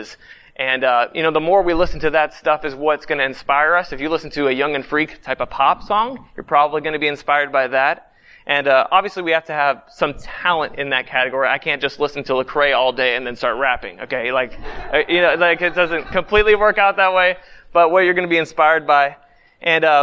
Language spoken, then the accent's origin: English; Youngstown, Ohio, United States; I grew up in Youngstown, Ohio